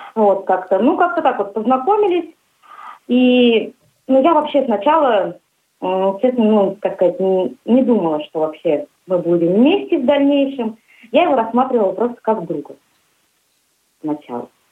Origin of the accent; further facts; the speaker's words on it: Ulan-Ude, Buryatia, Russia; moved away as an adult; also born or lived in Kinel-Cherkassy, Samara Oblast; now in Tolyatti, Russia; Я приехала с республики Бурятия, город Улан-Удэ.